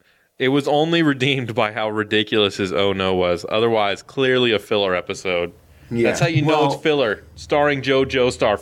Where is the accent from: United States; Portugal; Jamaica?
United States